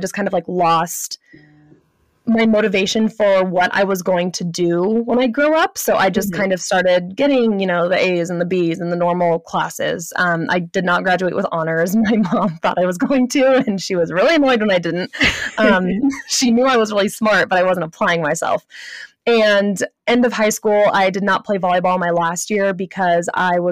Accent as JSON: {"language": "English", "town": "Santa Clarita", "region": "California", "country": "United States", "tie": "born or raised there", "moved": "as an adult", "said": "So I grew up in Southern California. I was born in Northern LA County, if any of you are familiar with Santa Clarita, California"}